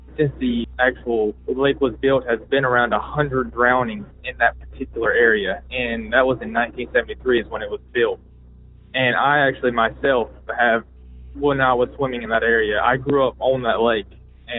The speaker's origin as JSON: {"language": "English", "town": "Blues Creek", "region": "North Carolina", "country": "United States", "said": "I am from Blues Creek, North Carolina, a hotbed of paranormal and cryptid sightings."}